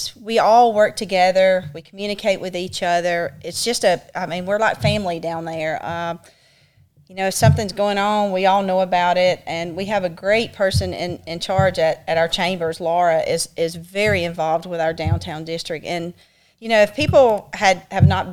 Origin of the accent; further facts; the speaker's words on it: Childersburg, Alabama, United States; I grew up in Childersburg. Went to school there, graduated there